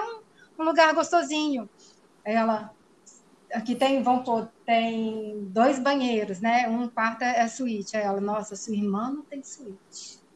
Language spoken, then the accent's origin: Portuguese; Ipatinga, Minas Gerais, Brazil; moved away as an adult; now in Piracicaba, Brazil; Sou mineira do interior de Minas Gerais, de Patinga